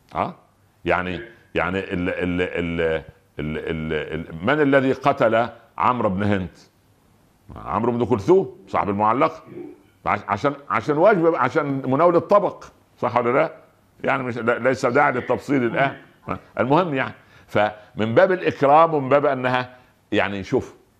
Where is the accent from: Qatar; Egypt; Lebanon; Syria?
Egypt; عندنا في مصر